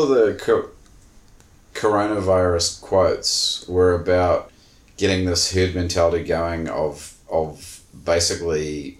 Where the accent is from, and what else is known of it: New Zealand